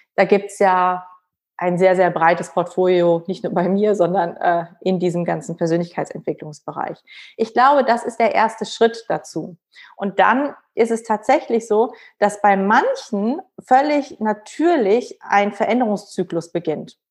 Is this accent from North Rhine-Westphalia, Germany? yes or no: yes; Cologne, North Rhine-Westphalia, Germany; ich bin ja aus Köln